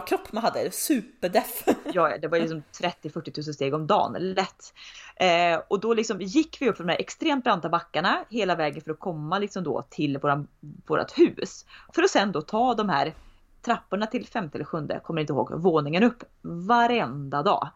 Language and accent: Swedish; Tidaholm, Västra Götaland, Sweden; moved away as an adult; also born or lived in Uddevalla / Gothenburg; När jag bodde i Tidaholm hade jag pojkvän från Göteborg